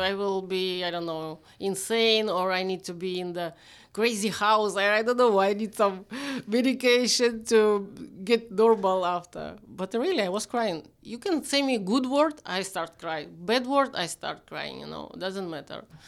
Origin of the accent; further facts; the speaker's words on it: Vyshhorod, Kyiv Oblast, Ukraine; English is a second language; also born or lived in Nizhny Novgorod, Russia; I'm from Vizhgorod. It's like Kyiv. It's still Kyiv.